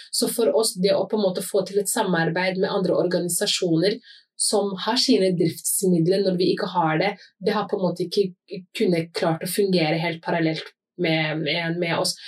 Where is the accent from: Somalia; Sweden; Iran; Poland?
Somalia; now in Norway; Som somalier